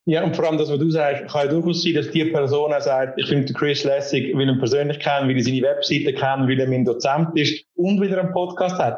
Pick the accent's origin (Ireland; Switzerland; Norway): Switzerland; accent: Swiss German; first language Swiss German; Schweizerdeutsch, unser Dialekt